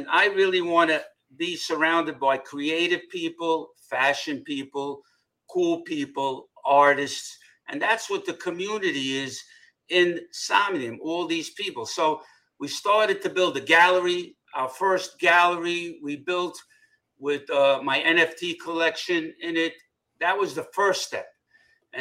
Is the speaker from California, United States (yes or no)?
no; New York City, New York, United States; also born or lived in Manhattan; I was born in Brooklyn, and I moved to Manhattan when I was 18